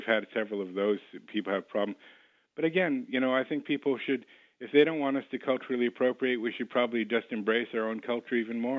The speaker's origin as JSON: {"language": "English", "town": "Ottawa", "region": "Ontario", "country": "Canada", "tie": "born or raised there", "said": "I really didn't even think of myself really as white growing up in Ottawa."}